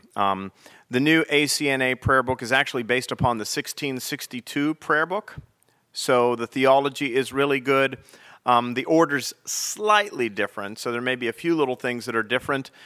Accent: Pennsylvania, United States; now in South Carolina, United States; Pennsylvania, my home state

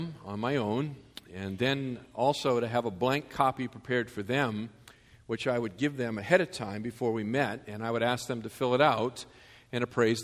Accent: Massachusetts, United States; I grew up in Massachusetts, and those R's, they attach themselves

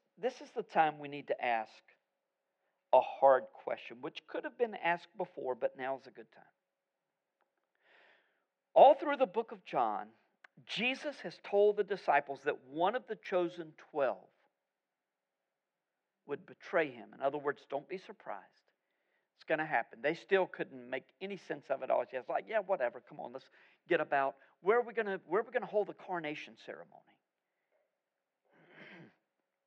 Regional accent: United States; I'm as American as you are

